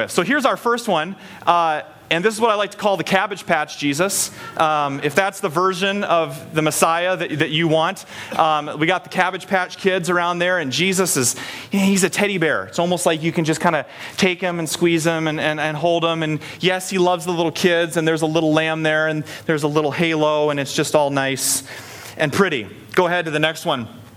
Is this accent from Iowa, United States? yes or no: yes; Story City, Iowa, United States; growing up in Story City, which is like the hub of North American Scandinavia